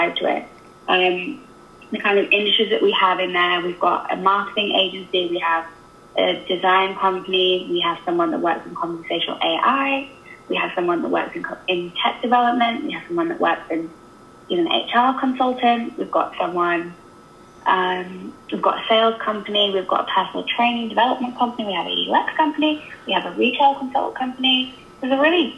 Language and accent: English; England, United Kingdom; now in Canada; I'm obviously English